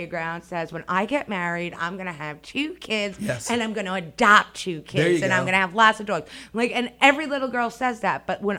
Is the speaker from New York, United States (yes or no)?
yes; Long Island, New York, United States; I started, like you said, my life in New York. I was born and raised on Long Island. My parents moved from Brooklyn when they were about to have me. So Long Island is my hometown.